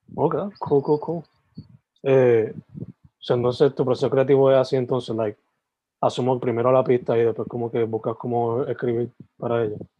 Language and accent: Spanish; San Germán, Puerto Rico; also born or lived in Sabana Grande, Puerto Rico; now in Carolina, Puerto Rico; Yo soy original de San Germán y Sabana Grande, pero estoy viviendo ahora mismo en Carolina